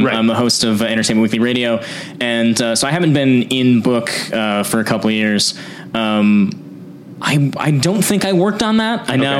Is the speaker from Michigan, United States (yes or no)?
no; South Windsor, Connecticut, United States; now in Los Angeles, United States; I grew up in a town called South Windsor, Connecticut. It's just outside of Hartford.